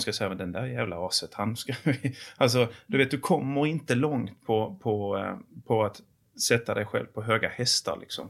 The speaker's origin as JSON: {"language": "Swedish", "town": "Åhus", "region": "Skåne", "country": "Sweden", "tie": "born or raised there", "also_born_or_lived": "Torsebro", "moved": "yes", "said": "jag är född i Torsebro. Jag är uppväxt i Åhus och Kristianstad kommun."}